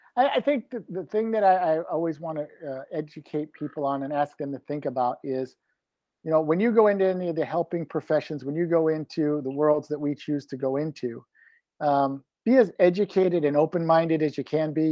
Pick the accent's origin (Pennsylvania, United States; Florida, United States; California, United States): Florida, United States; Grew up on the ocean side, live on the Gulf side.